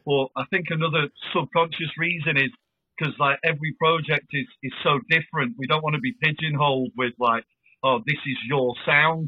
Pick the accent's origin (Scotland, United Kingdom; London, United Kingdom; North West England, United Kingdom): North West England, United Kingdom; Blackpool; moved away as an adult; now in Chester, United Kingdom; I'm from Blackpool originally